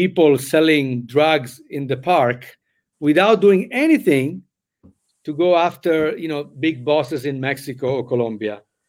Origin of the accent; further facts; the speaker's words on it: Italy; moved away; I came from Italy